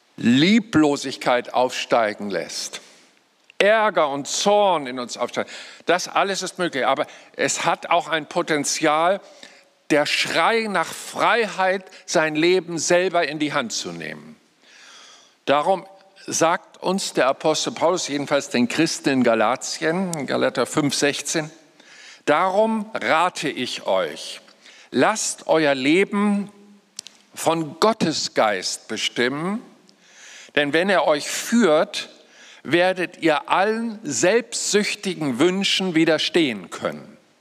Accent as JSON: {"language": "German", "area": "Lüneburg Heath", "region": "Lower Saxony", "country": "Germany", "moved": "yes", "said": "ich komme ja aus der Lüneburger Heide, war da 35 Jahre meines Lebens"}